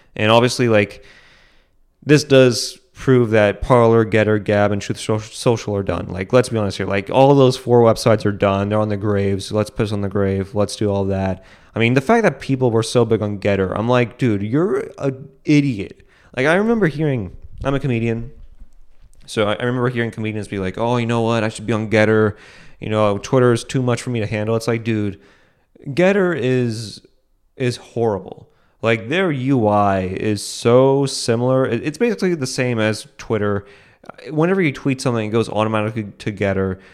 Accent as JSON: {"language": "English", "country": "United States", "tie": "born or raised there", "said": "I live in America, that I was able, that I was able to be born on the soil"}